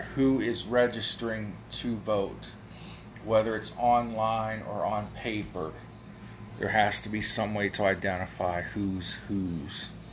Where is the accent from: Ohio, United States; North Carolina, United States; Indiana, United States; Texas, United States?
Ohio, United States; also born or lived in Kent, Ohio / Ravenna, Ohio / Akron, Ohio; here in my hometown of 3,500 some odd people